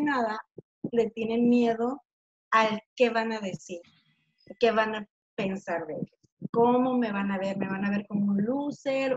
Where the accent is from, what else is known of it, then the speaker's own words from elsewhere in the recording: Tijuana, Baja California, Mexico; yo nací aquí en Tijuana